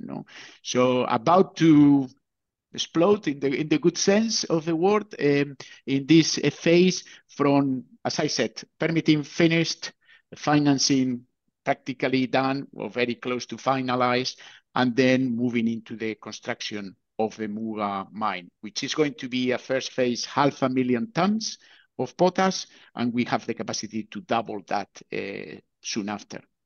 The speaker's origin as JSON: {"language": "English", "town": "Bilbao", "region": "Basque Country", "country": "Spain", "moved": "yes", "said": "I come originally from Bilbao"}